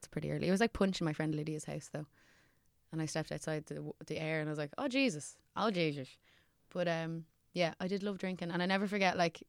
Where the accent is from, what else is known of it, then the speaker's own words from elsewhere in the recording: Dublin, Leinster, Ireland; I'm from Rathfarnham.